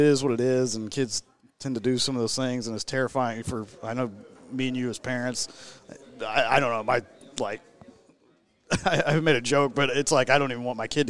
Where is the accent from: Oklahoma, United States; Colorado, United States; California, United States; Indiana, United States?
Oklahoma, United States; Cushing; I'm originally from Cushing, Oklahoma